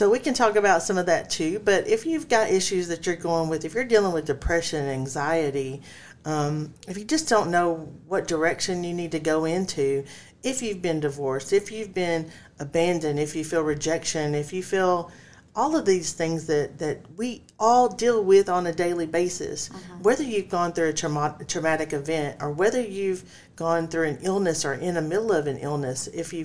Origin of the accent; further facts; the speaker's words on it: Texas, United States; since we are from Texas